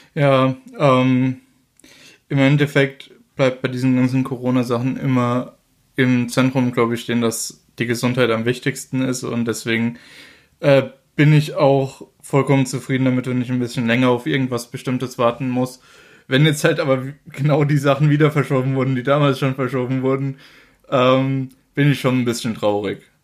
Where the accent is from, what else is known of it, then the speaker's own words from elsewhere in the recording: Germany; bei uns in Deutschland